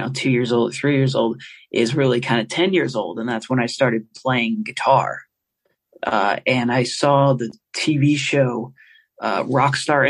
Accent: St. Louis, Missouri, United States; I grew up in St. Louis, Missouri

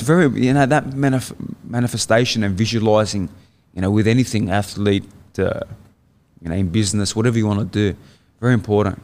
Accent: Sydney, New South Wales, Australia; moved away as an adult; born in Sydney. Yeah, born and raised in Sydney

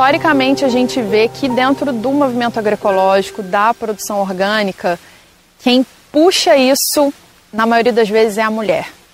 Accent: Brazil; moved away as an adult; eu estava trabalhando em vários lugares do Brasil, morei em diversos lugares e me vi voltando para cá. Para onde eu nasci, para onde estava minha família

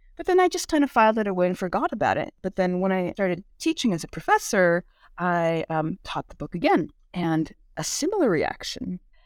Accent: Bay Area, California, United States; first language Korean; English is a second language; I grew up in the California and Bay Area, which has a pretty substantial Asian community

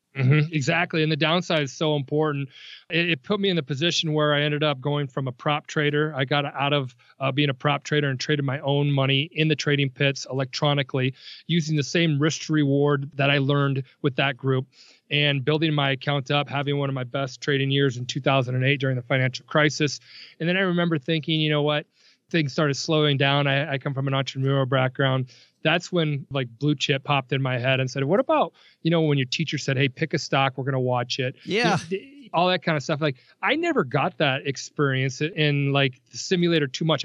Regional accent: Nebraska, United States; I grew up in Nebraska

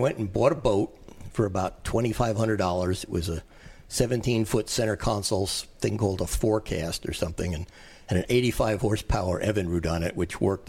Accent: United States; moved away as an adult; also born or lived in New Jersey / New York / Pensacola, Florida; Oh, I grew up in New Jersey and New York

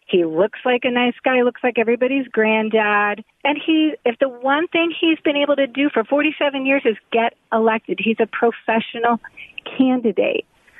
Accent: Williamsport, Pennsylvania, United States; I am from central Pennsylvania, from Williamsport.

